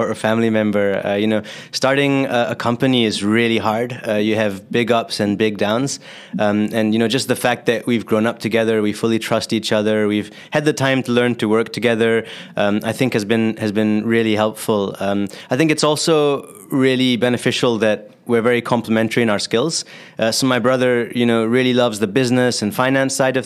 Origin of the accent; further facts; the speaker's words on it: Singapore; moved away as an adult; also born or lived in California; I grew up in Singapore, actually, and so I had to serve 2 years of military service after high school